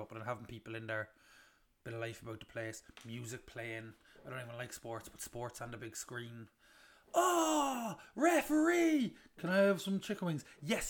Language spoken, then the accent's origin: English; Cobh, County Cork, Ireland; We're both from Cove